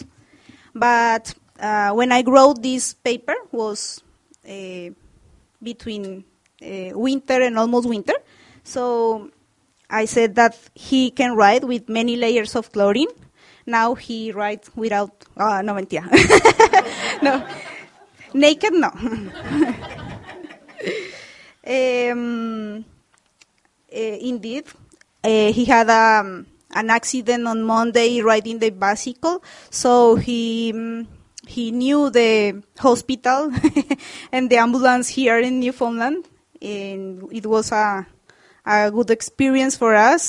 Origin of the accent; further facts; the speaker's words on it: Colombia; English is a second language; moved away as an adult; now in St. John's, Canada; from Colombia. I'm in St. John's with my husband, David.